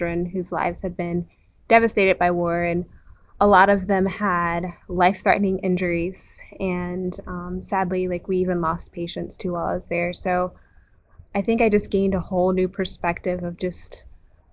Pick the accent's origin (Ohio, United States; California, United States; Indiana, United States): Ohio, United States; I am from Ohio